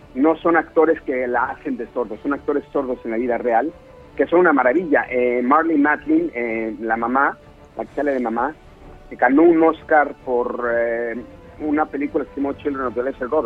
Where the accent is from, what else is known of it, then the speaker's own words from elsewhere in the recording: Mexico; moved away as an adult; now in Los Angeles, United States; yo me salí de México hace siete años y medio